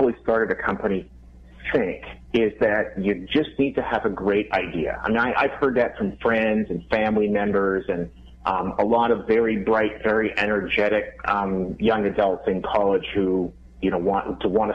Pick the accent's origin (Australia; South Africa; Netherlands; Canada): Canada; Winnipeg, Manitoba; now in Minneapolis, United States; I grew up in Winnipeg, Canada